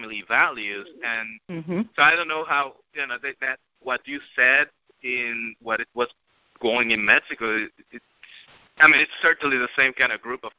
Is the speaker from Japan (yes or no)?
no; Puerto Rico; we were growing up in Puerto Rico